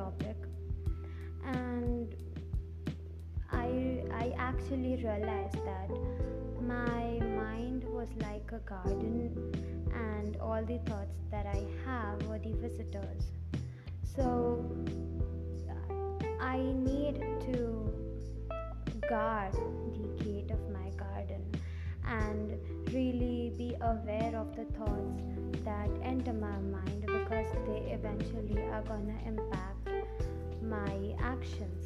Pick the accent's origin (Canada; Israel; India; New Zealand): India; English is a second language; English is not my primary language. I am from India